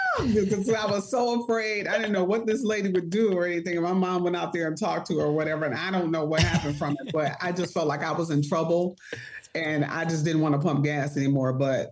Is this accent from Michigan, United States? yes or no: yes; Detroit, Michigan, United States; Growing up in the D. So I lived on the east side of Detroit. So we were like Mac and Cadillac.